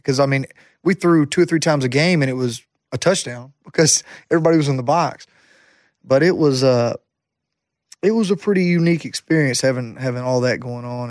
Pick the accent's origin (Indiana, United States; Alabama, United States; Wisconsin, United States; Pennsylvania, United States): Alabama, United States; Jacksonville; Jacksonville State University was my hometown college.